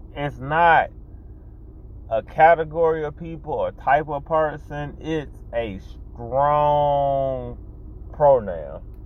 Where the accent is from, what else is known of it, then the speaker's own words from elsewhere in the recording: United States; I live in America, I'm an American